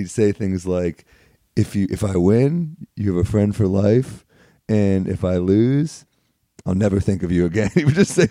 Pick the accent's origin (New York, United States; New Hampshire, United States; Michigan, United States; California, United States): New York, United States; New York City; I was born in New York. What part? Originally Flatiron, then the Upper East Side.